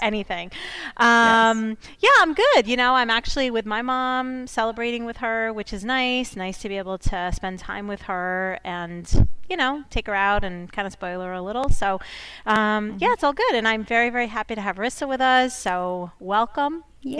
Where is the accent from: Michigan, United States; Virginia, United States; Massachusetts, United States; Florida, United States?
Massachusetts, United States; that because I grew up in Massachusetts. I'm sitting in Massachusetts right now.